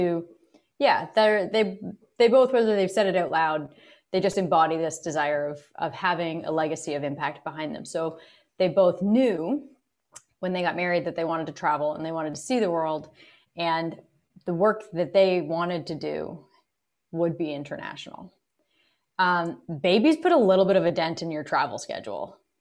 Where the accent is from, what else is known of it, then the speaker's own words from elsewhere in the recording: Kingston, Ontario, Canada; we grew up in Kingston in, in the suburbs.